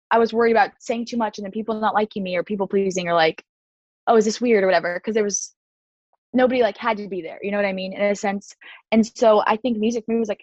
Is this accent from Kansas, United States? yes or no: yes; Kansas City, Kansas, United States; my hometown, which is Kansas City, Kansas